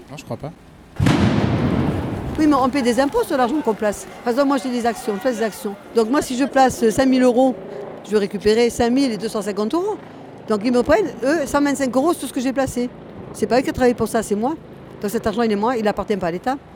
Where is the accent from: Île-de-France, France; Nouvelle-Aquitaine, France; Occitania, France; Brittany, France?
Île-de-France, France; Paris; Moi, je viens de Paris. Je suis parisienne.